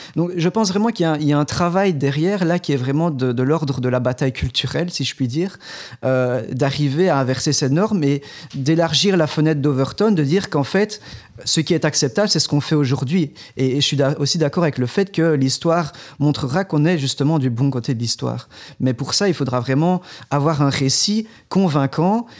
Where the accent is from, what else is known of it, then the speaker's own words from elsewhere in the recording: Belgium; on est belge, on est belge francophone